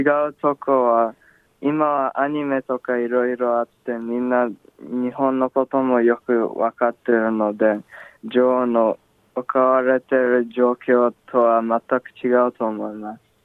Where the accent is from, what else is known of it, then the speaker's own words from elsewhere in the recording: Australia; Japanese is a second language; 自分はオーストラリアで生まれたので、うん、ジョーと同じで英語の方が楽に話せる